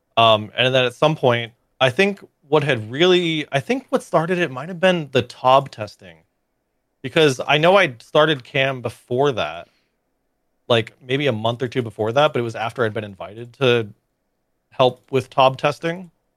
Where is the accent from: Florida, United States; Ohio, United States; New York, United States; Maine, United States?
Florida, United States; moved away as an adult; now in Austin, United States; a lot of my friends that I knew growing up in Florida